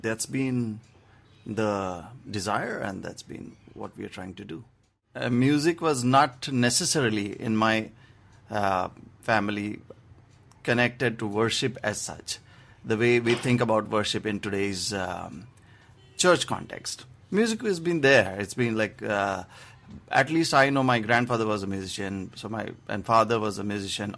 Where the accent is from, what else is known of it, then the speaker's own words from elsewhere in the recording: Maharashtra, India; now in Mumbai, India; in my hometown, it's a very simple place